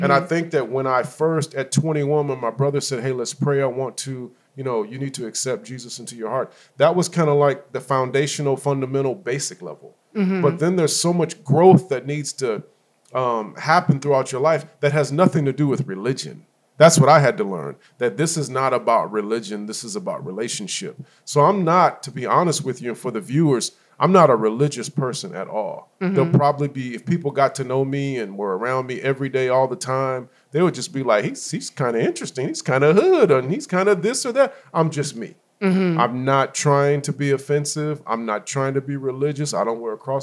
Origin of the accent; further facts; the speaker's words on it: Inland Empire, California, United States; also born or lived in Los Angeles, California; I am from California, born in Los Angeles. Moved when I was a kid because of the area we were in. Parents wanted us to be safer, so we moved out to the Inland Empire.